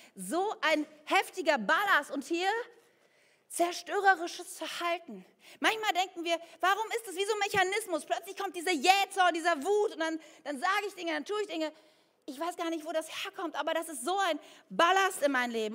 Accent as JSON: {"language": "German", "town": "Ennepetal", "region": "North Rhine-Westphalia", "country": "Germany", "tie": "born or raised there", "said": "ich bin ja im Bergischen Land aufgewachsen, in Ennepetal"}